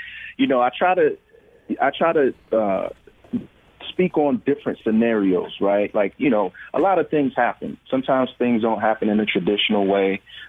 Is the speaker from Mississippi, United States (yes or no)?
no; New York, United States; and I'm from New York, so we were in New York and filming